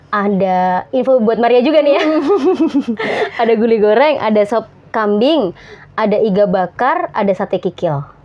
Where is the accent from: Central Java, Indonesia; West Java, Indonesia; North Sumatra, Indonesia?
Central Java, Indonesia; Surakarta; moved away as an adult; saya SD, SMP, SMA sampai kuliah saya di Solo juga.